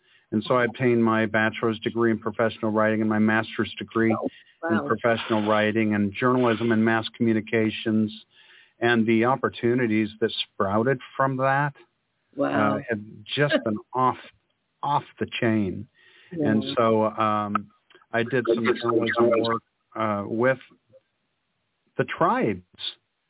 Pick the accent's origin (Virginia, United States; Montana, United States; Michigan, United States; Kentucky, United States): Michigan, United States; also born or lived in Ohio, United States; So I was near Detroit, and I grew up in Michigan and Ohio, back and forth. You know, every 2 or 3 years we moved because my dad was a pastor.